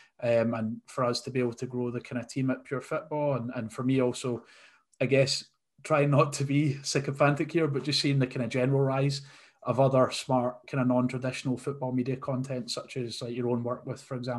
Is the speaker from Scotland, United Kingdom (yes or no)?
yes; Scotland, United Kingdom; we're Scottish